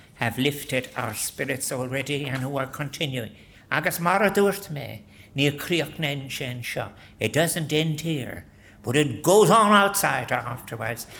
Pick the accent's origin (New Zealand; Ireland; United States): Ireland; We are not by nature as Irish people individualistic people